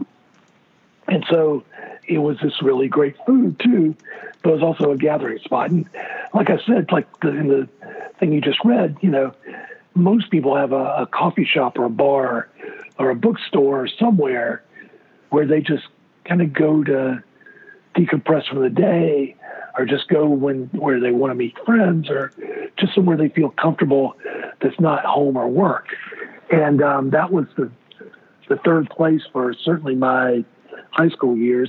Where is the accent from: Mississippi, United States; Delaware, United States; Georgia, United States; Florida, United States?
Georgia, United States; Brunswick; moved away as an adult; also born or lived in St. Simons, Georgia; now in Charlotte, United States; I grew up in South Georgia on the coast, Brunswick, Georgia